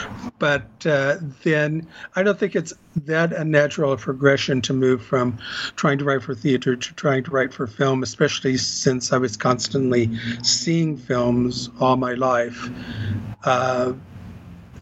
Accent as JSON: {"language": "English", "town": "Corpus Christi", "region": "Texas", "country": "United States", "tie": "born or raised there", "also_born_or_lived": "Austin, Texas / Chicago, Illinois", "moved": "as an adult", "lives_now": "Los Angeles, United States", "said": "I grew up in Corpus Christi, Texas, went to school at U of T at Austin, moved to Chicago for about 20 years, and then moved here"}